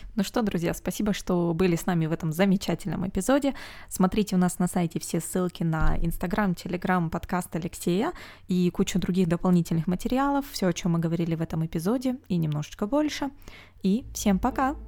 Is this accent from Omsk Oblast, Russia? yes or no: yes; Omsk, Omsk Oblast, Russia; moved away; Омск, это мой родной город